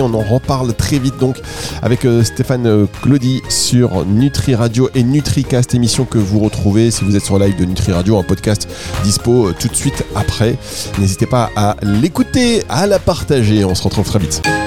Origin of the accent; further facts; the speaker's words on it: the North, Hauts-de-France, France; accent: ch'ti; Moi, je suis du Nord, donc tout ce qui est CH, c'est ch'ti